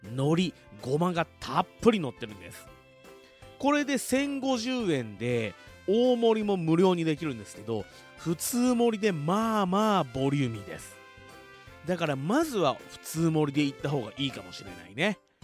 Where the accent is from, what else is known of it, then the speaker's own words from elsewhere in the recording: Fuji, Shizuoka, Japan; 生まれも育ちも静岡県富士市